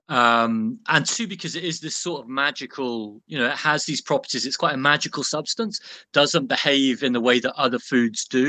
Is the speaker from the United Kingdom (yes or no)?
yes; Birmingham, West Midlands, United Kingdom; I grew up in Birmingham, within sort of smelling distance, more or less, of the Cadbury's chocolate factory